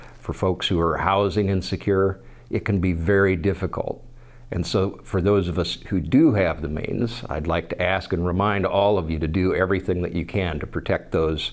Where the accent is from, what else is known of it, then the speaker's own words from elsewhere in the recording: Iowa, United States; also born or lived in Wyoming / Lone Tree, Iowa / West Liberty, Iowa / Nichols, Iowa; Grew up in small town Iowa, although I am originally from Wyoming and I've been back and forth a few times